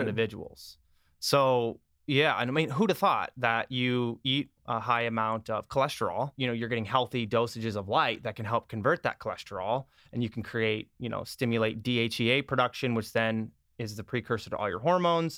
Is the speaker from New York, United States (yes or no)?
no; Iowa, United States; also born or lived in Minnesota; now in Los Angeles, United States; I was born and raised in Iowa. I lived in Minnesota then, and then I moved here.